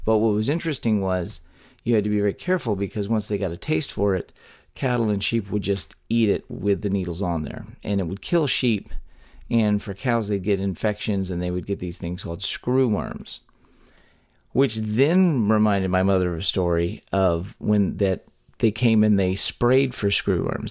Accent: Texas, United States; a talk show about Texas by Texans, where three friends born and raised in the Lone Star State

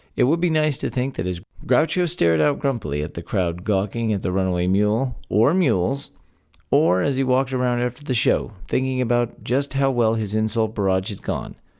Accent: Texas, United States; born or raised there

